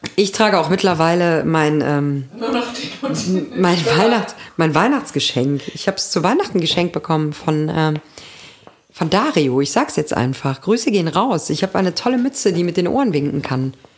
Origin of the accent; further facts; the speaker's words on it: Germany; moved away; in meinem alten Zuhause.